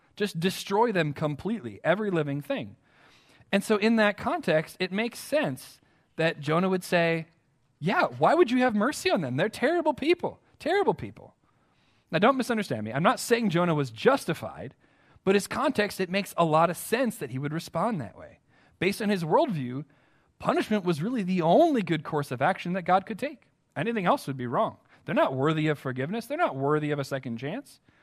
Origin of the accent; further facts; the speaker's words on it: United States; as American Christians